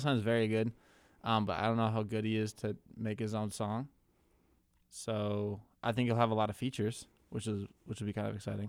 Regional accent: Minnesota, United States; my home state of Minnesota

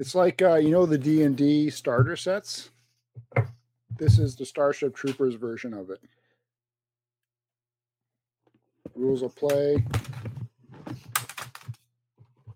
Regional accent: Canada; we're Canadian

